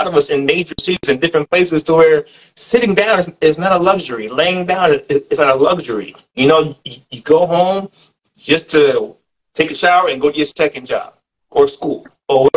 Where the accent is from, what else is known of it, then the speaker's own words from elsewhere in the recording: New York, United States; growing up in New York